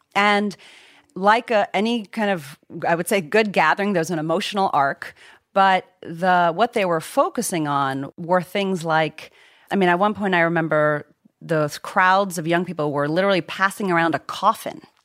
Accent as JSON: {"language": "English", "region": "Virginia", "country": "United States", "tie": "born or raised there", "also_born_or_lived": "Zimbabwe"}